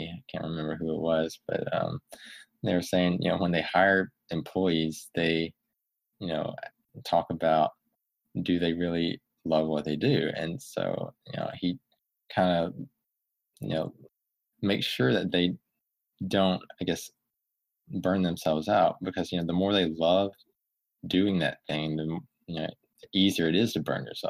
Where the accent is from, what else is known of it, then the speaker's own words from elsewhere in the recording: Alabama, United States; moved away as an adult; also born or lived in California; I'm originally from Alabama, and, you know, moved out to California, you know, for a first job